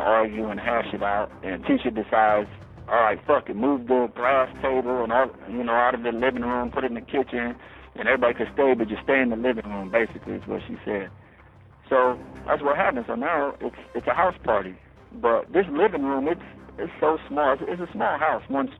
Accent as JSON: {"language": "English", "town": "Denver", "region": "Colorado", "country": "United States", "tie": "born or raised there", "moved": "as an adult", "lives_now": "Michigan, United States", "said": "I come from Denver, Colorado, and I'm white. I grew up in a black neighborhood, gang neighborhood"}